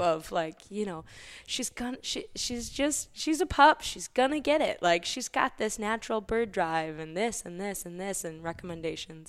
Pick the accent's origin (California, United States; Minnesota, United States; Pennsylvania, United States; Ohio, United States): Minnesota, United States; Elk River; born and raised in Elk River, Minnesota